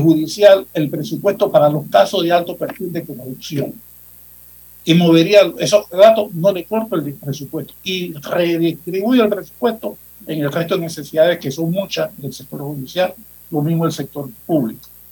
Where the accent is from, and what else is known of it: Panama